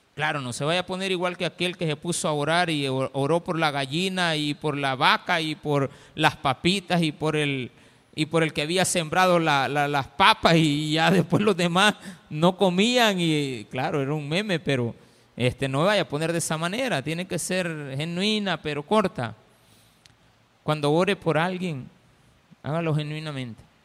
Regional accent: El Salvador; somos salvadoreños

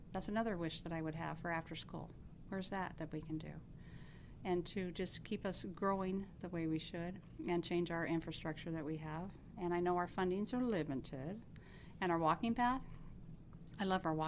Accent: Benton City, Washington, United States; Have lived in Benton City for over 55 years. This is my hometown

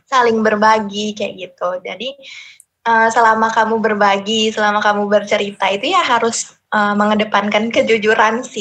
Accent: Lampung, Indonesia; now in Yogyakarta, Indonesia; Aku asalnya dari uh, Sumatera, tepatnya di Lampung.

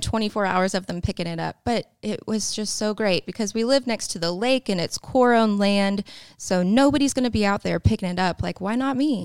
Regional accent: Tulsa, Oklahoma, United States; moved away as an adult; also born or lived in Poteau, Oklahoma; now in Tahlequah, United States; I'm not from there. I'm from Tulsa, like, small town.

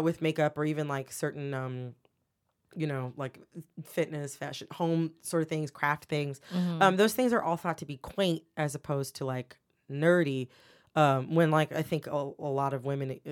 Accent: Farmington Hills, Michigan, United States; moved away as an adult; also born or lived in Louisville, Kentucky / Washington, D.C.; I'm from Michigan. I'm from Farmington Hills, Michigan. Well, I was born in Louisville, Kentucky

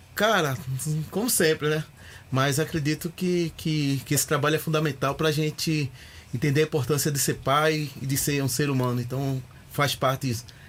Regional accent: Recife, Pernambuco, Brazil; moved away as an adult; also born or lived in Sorocaba; now in São Paulo, Brazil; Sou de Recife, Pernambuco, de um bairro chamado San Martim, é onde eu cresci

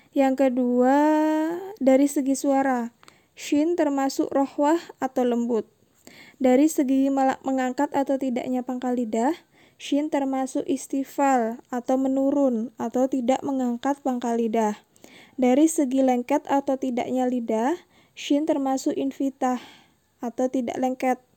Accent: Bali, Indonesia; now in Denpasar, Indonesia; umur saya 28 tahun. Saya dari Bali, kebetulan domisili di Denpasar

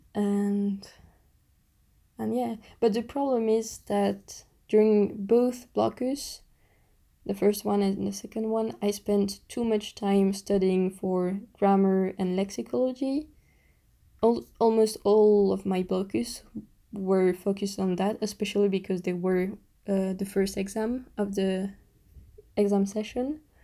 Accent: Belgium; accent: French Belgian; English is a second language; I've just got a big French Belgian accent

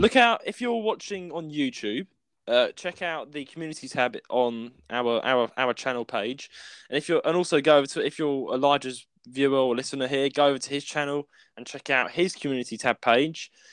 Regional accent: United Kingdom; we're British people.

